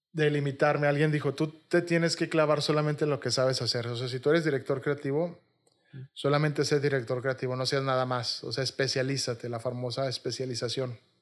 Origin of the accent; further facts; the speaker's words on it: Monterrey, Nuevo León, Mexico; also born or lived in Xalapa, Veracruz; Yo soy regio, me considero muy regio y me gusta mucho Monterrey